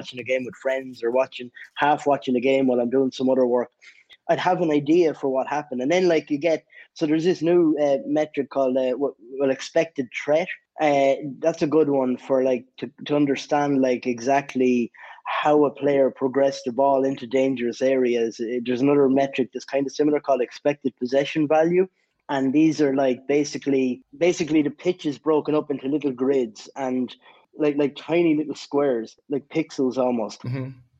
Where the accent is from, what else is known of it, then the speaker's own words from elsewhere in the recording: Ireland; I'm from Ireland